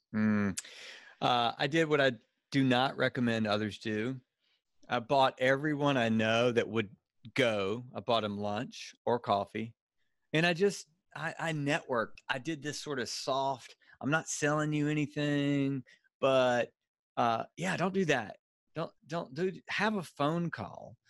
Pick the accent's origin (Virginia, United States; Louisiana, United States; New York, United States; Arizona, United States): Louisiana, United States; accent: Cajun redneck; now in Birmingham, United States; I'm in Birmingham and from, so I've, uh, from Louisiana, so I've got like a, a, uh, a, a, a, a Cajun redneck accent